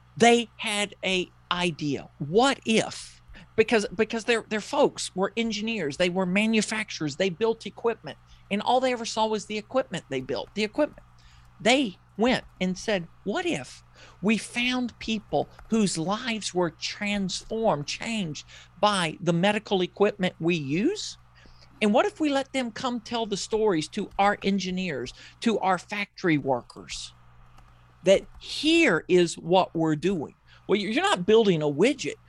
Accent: the South, United States; I grew up in the South. You probably know that by listening to me

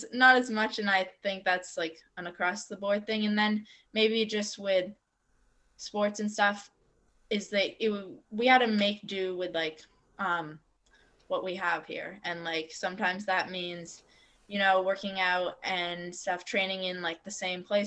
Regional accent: Waterbury, Vermont, United States; growing up in Waterbury and going to public school all my years

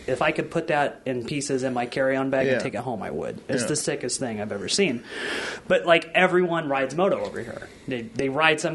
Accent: Illinois, United States; I'm from Illinois

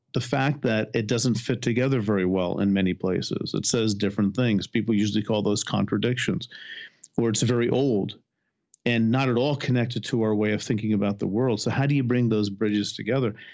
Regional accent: New Jersey, United States; I was born in New Jersey.

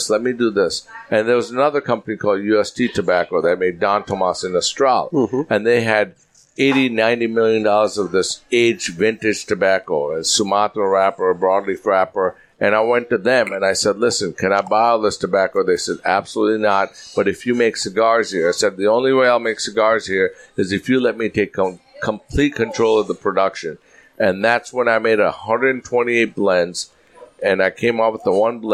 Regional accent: Green Bay, Wisconsin, United States; also born or lived in Los Angeles, California; now in Naples, United States; I grew up in Green Bay

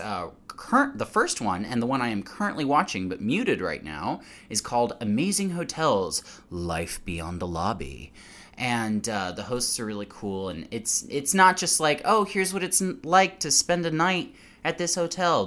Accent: United States; as an American

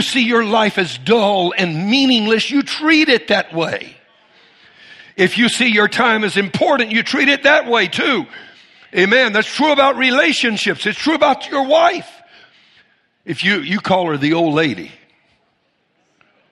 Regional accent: Cajun, Louisiana, United States; I'm Cajun

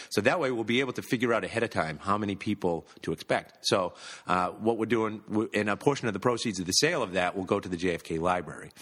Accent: Massachusetts, United States; I'm from Massachusetts, we've all grown up with this

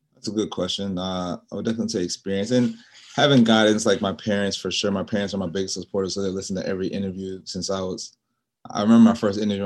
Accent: New York, United States; moved away; also born or lived in Charlotte, North Carolina; I was born in New York

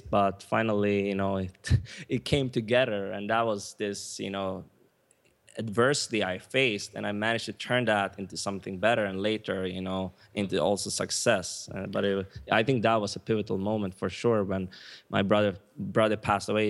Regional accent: Sweden; moved away as an adult; also born or lived in Stockholm / United States; now in Cancun, Mexico; My mom is Swedish, so I, I was born and raised in Sweden

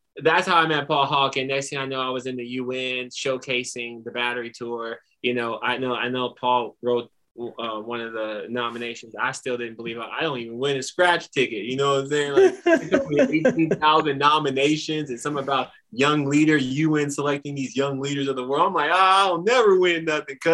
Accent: Kansas City, Missouri, United States; I dug into the entrepreneurial resources in my hometown

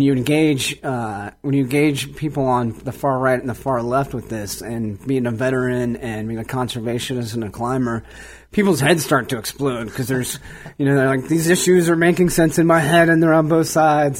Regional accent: Cleveland, Ohio, United States; moved away; growing up in Cleveland, I never really cared about the outdoors at all

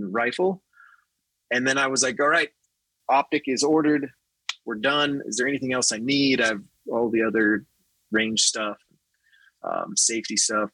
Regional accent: Nevada, United States; I was raised in Nevada

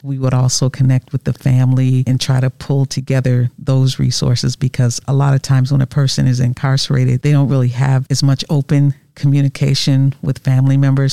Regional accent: Wisconsin, United States; originally from Wisconsin. Born and raised here, lived here all my life

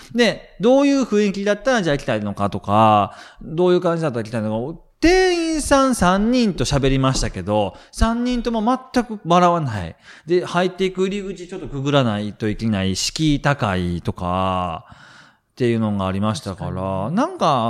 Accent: Kansai, Japan; 僕関西人なんで

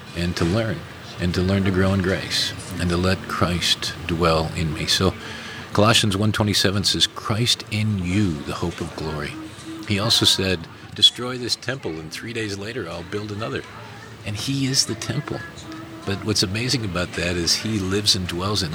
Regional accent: Minnesota, United States; moved away; also born or lived in South Africa; Growing up in Minnesota

